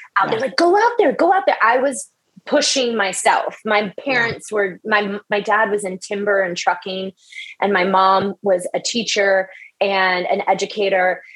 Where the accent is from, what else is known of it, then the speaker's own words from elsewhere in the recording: the South, United States; now in Los Angeles, United States; I grew up in the South in a really small town